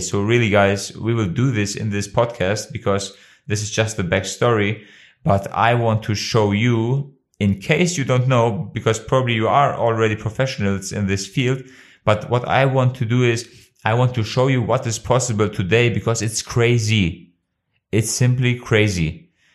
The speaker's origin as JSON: {"language": "English", "country": "Kosovo", "second_language": "English", "moved": "yes", "lives_now": "Germany", "said": "my home country, of Kosovo"}